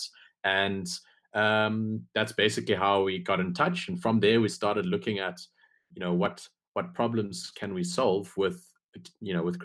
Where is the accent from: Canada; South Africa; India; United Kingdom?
South Africa; I'm actually from South Africa. In fact, I'm South African